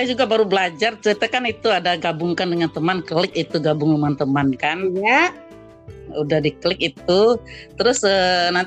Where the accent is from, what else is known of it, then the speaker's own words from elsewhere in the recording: Padang, West Sumatra, Indonesia; Nah, kita dari Padang Sumatera Barat.